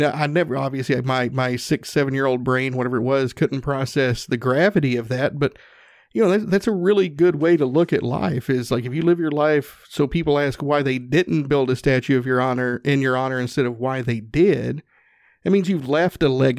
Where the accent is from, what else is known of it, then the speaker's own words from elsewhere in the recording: Northeast Tennessee, United States; I'm from Northeast Tennessee. We call them Papaws.